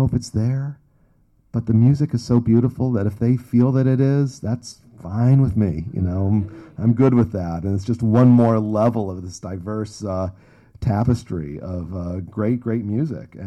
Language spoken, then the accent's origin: English; Evanston, Illinois, United States; I grew up in Evanston, where the singer … grew up.